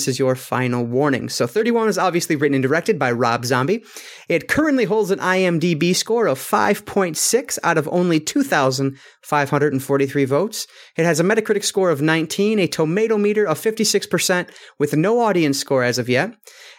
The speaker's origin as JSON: {"language": "English", "region": "Michigan", "country": "United States", "said": "I'm from Michigan, but I don't know."}